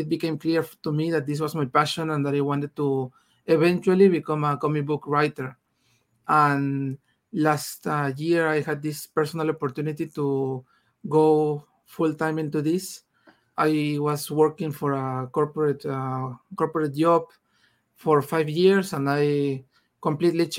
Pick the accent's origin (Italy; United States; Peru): Peru; first language Spanish; English is a second language; I'm from Peru. I'm here in Peru right now.